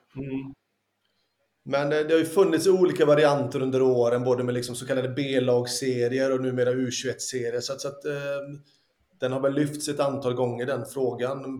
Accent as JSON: {"language": "Swedish", "town": "Lysekil", "region": "Västra Götaland", "country": "Sweden", "tie": "born or raised there", "also_born_or_lived": "Italy", "said": "när jag var ung hemma i Lysekil."}